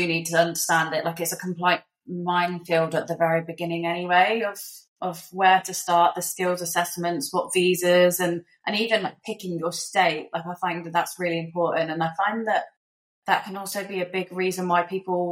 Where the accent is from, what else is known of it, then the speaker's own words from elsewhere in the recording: Somerset, South West England, United Kingdom; moved away as an adult; now in Perth, Australia; in the UK, we come from Somerset, so there's just fields around, not really much going on.